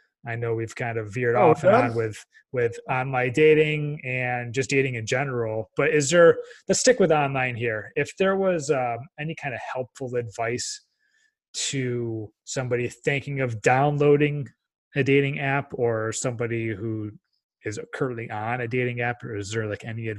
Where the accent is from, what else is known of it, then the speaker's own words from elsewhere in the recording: Dubai, United Arab Emirates; also born or lived in Texas; being born and raised in Dubai and looking at the kind of relationship.